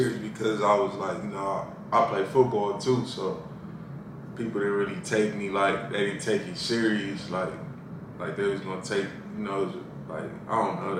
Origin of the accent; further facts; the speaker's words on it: Inglewood, California, United States; I grew up in Inglewood, California.